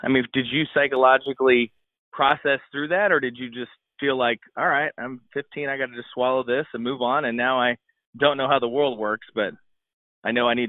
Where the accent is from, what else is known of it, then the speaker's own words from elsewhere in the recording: West Coast, United States; growing up on the West Coast, but then getting to spend a lot of time in the Midwest